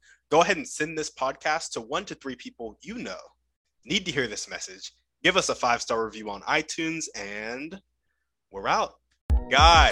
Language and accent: English; United States; what I learned growing up in America in my school system